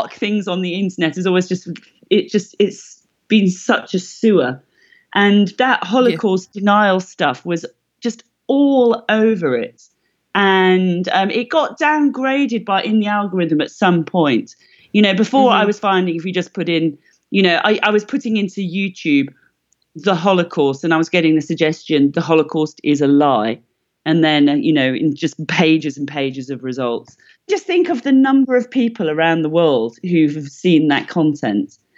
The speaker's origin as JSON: {"language": "English", "region": "Wales", "country": "United Kingdom", "said": "I'm from Wales"}